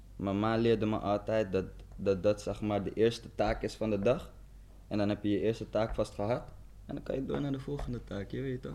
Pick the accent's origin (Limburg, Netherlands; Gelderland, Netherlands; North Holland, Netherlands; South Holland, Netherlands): South Holland, Netherlands; Zoetermeer; moved away; also born or lived in The Hague; we zijn toen verhuisd naar Den Haag. Ik kom eigenlijk uit Zoetermeer